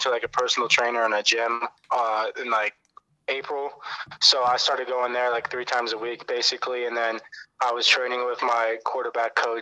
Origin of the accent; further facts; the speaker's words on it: Cleveland, Ohio, United States; also born or lived in Medina, Ohio; growing up in Cleveland